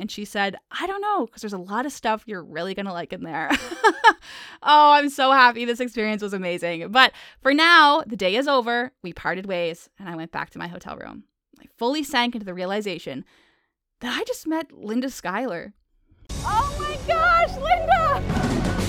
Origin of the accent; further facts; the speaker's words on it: East Coast of Prince Edward Island, Canada; a little gay kid growing up on the East Coast of P E I.